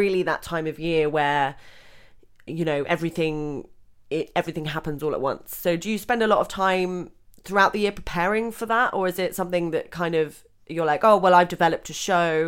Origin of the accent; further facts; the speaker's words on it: Southampton, South East England, United Kingdom; Southampton. That's my hometown